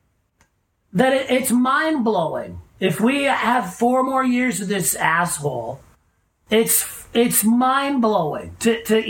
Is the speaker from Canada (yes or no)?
yes; Canada; I am a Canadian, so I grew up loving beer